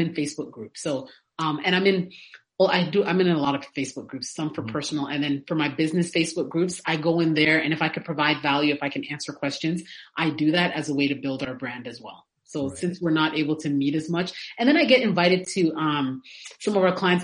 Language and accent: English; Canada; now in Atlanta, United States; I was born in Canada and now I live in Atlanta